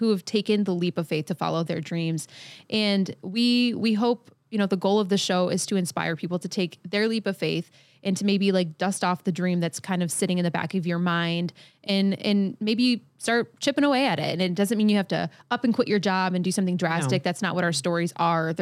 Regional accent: Michigan, United States; I am a singer-songwriter from Michigan

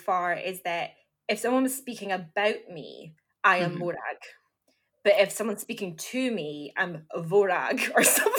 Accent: Aberdeen, Scotland, United Kingdom; I grew up in Aberdeen, where there's not like a big Gaelic speaking population there.

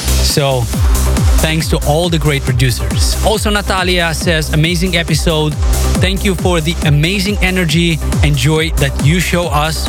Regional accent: Melbourne, Victoria, Australia; thank you for supporting my fellow Australian producer from my hometown of Melbourne, …, with ….

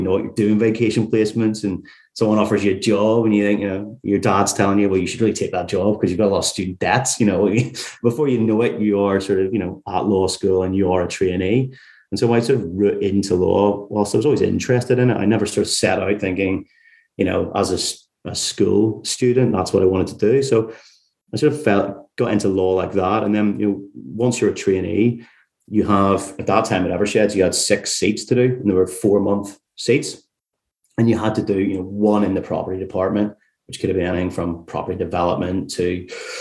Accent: Carrickfergus, Northern Ireland, United Kingdom; moved away as an adult; also born or lived in Leeds / York; now in London, United Kingdom; listeners could probably tell from my accent that I'm not sort of from London originally. I'm from a place called Carrickfergus, just outside Belfast. But I moved over to England for university when I was 18

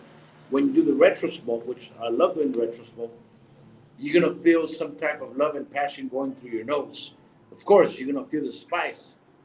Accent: West Coast, United States; Because I'm from the West Coast. I'm an American, and I got to come back to the market.

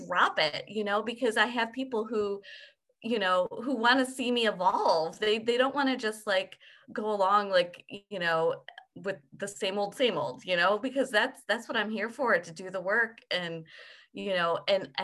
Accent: United States; as I was raised in the United States

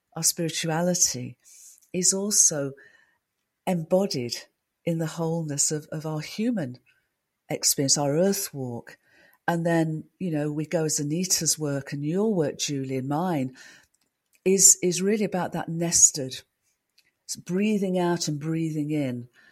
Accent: United Kingdom; I'm a Brit

